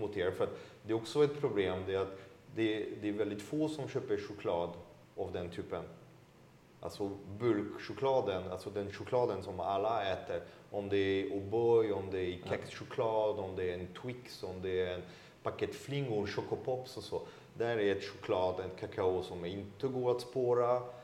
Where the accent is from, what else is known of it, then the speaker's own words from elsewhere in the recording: France; now in Sweden; Som fransman